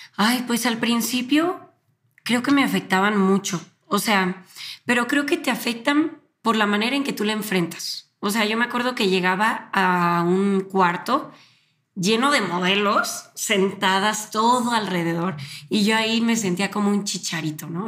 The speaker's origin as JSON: {"language": "Spanish", "town": "Guadalajara", "region": "Jalisco", "country": "Mexico", "also_born_or_lived": "Argentina", "moved": "yes", "lives_now": "Mexico City, Mexico", "said": "soy de Guadalajara, pero eh, actualmente estoy viviendo en la Ciudad de México por mi trabajo"}